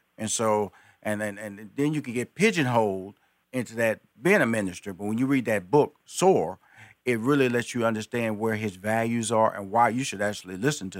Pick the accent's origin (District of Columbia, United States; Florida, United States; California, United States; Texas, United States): Texas, United States; I'm a Texan.